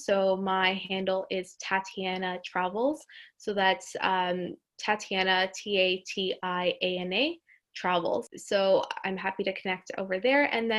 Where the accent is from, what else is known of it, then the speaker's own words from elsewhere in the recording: Colombia; Greece, Portugal, and I would say my home country of Colombia.